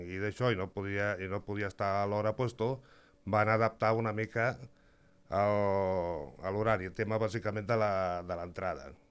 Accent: La Granadella, Catalonia, Spain; jo sóc de, soc de la Granadella

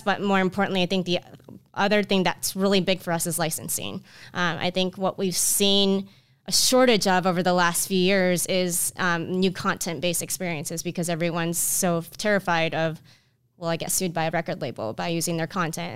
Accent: Orlando, Florida, United States; I grew up in Orlando, Florida

